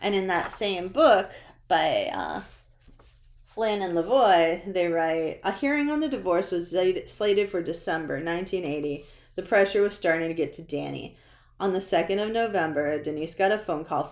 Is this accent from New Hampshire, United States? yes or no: yes; New Hampshire, United States; I grew up in New Hampshire